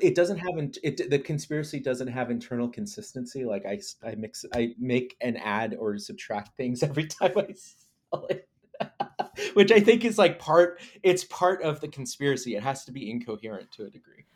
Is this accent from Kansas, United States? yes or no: yes; Lawrence, Kansas, United States; I grew up in Lawrence, Kansas, uh, and, which is, like, eastern Kansas